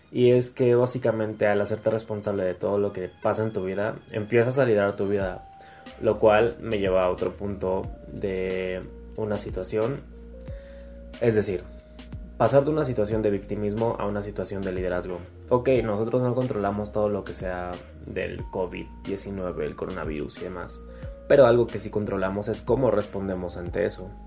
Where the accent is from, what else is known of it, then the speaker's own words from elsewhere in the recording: Mexico; por lo menos en mi país, en México, eh, que te reconozcan algo está cañón.